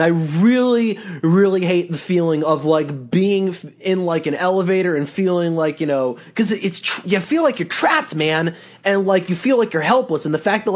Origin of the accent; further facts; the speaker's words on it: New York City, New York, United States; I grew up in New York City